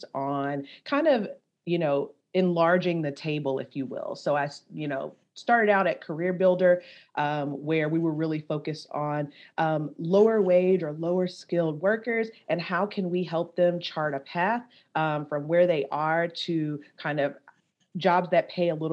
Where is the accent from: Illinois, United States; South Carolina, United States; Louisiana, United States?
Louisiana, United States; Baton Rouge; I'm originally from Baton Rouge, Louisiana.